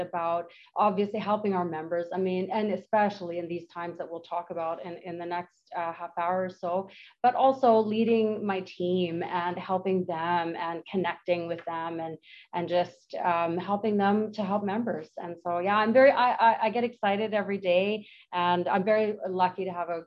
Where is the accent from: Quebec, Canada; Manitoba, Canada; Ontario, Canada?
Manitoba, Canada; now in Penticton, Canada; I've been here for 22 years, ish. And I'm from Manitoba.